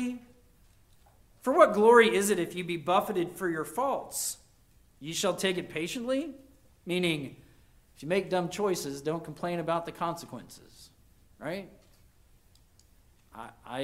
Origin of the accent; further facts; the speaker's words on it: United States; as an American